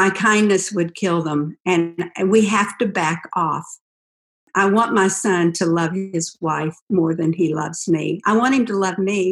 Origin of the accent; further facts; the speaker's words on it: West Virginia, United States; I was raised in West Virginia on a dairy farm